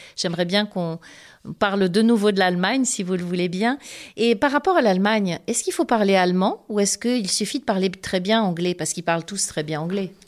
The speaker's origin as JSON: {"language": "French", "country": "Côte d’Ivoire", "moved": "yes", "said": "je suis originaire de Côte d'Ivoire."}